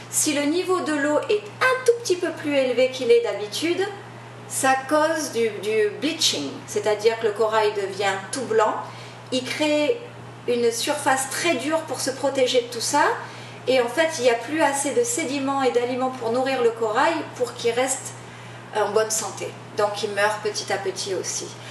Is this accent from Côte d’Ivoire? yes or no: no; New Caledonia; moved away as an adult; also born or lived in France / Los Angeles, United States; now in Maui, United States; Je suis originaire, je suis originaire de Nouvelle-Calédonie